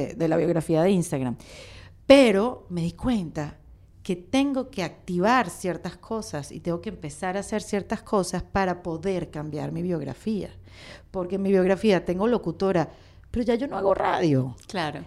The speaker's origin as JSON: {"language": "Spanish", "country": "Venezuela"}